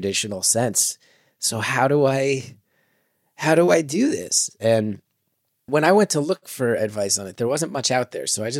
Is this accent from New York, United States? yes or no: no; New Jersey, United States; when we were growing up in Jersey